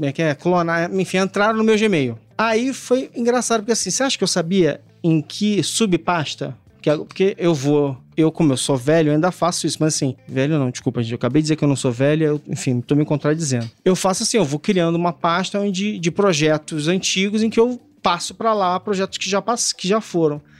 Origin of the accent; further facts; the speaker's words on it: Brazil; a gente cresceu no Brasil